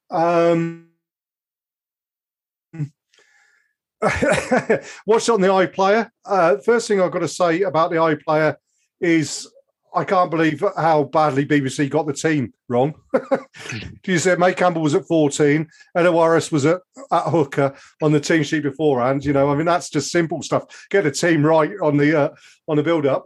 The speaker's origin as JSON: {"language": "English", "area": "Oxfordshire", "region": "South East England", "country": "United Kingdom", "tie": "born or raised there", "also_born_or_lived": "Essex", "said": "I was born in Essex, although I lived in Oxfordshire most of my life."}